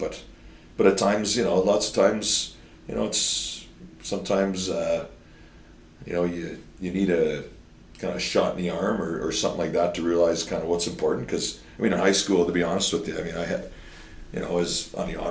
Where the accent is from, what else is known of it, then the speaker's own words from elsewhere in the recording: Meota, Saskatchewan, Canada; now in North Battleford, Canada; I was born here in North Battleford. And we actually lived in Meota till I was 18 years old, till I went to university